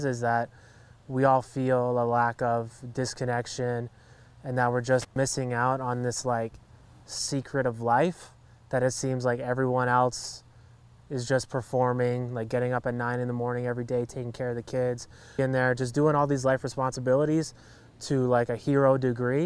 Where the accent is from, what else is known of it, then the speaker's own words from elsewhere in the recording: Hamilton, Ontario, Canada; where I grew up in Hamilton was really, I was living in poverty